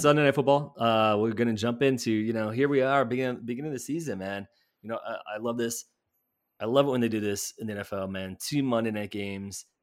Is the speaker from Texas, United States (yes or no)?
no; Chicago, Illinois, United States; now in Milwaukee, United States; I grew up in Chicagoland area